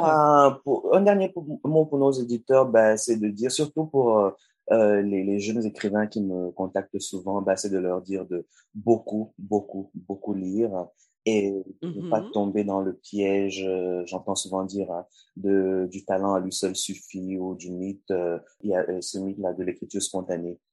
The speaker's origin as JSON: {"language": "French", "country": "Cameroon", "said": "au Cameroun, qui est mon pays d'origine"}